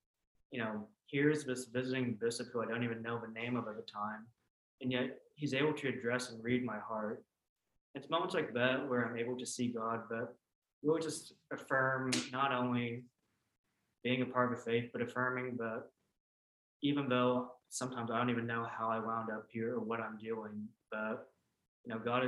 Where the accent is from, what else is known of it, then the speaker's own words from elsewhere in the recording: Vietnam; born there; whereas I was born in Vietnam, which is the unified North.